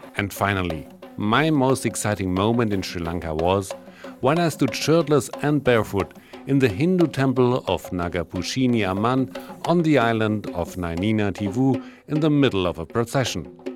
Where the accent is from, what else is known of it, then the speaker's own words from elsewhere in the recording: Mexico; I was born in Mexico.